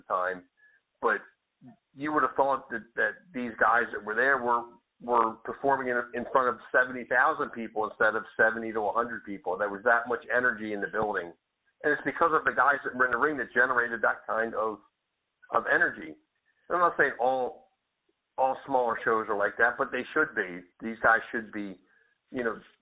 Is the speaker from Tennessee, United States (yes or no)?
no; Clementon, New Jersey, United States; the town I grew up in Clementon, New Jersey